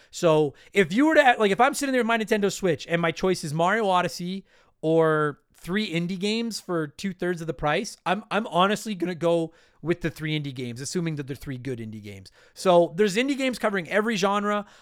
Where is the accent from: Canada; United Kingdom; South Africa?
Canada; I am a Canadian